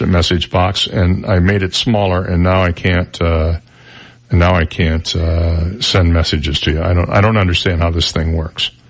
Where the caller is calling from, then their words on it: Naples, Florida, United States; from Naples.